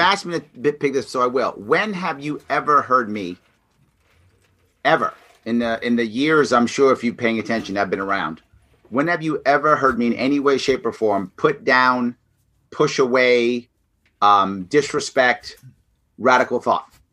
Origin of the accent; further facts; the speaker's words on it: New York City, New York, United States; I came out of the ghetto. I grew up in the South Bronx, in New York City.